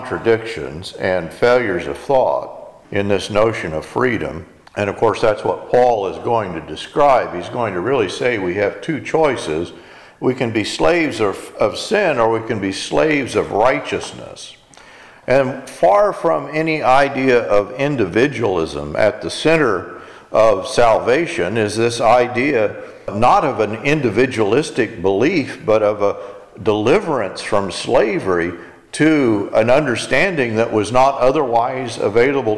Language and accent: English; Texas, United States; I'm an American. I'm in Texas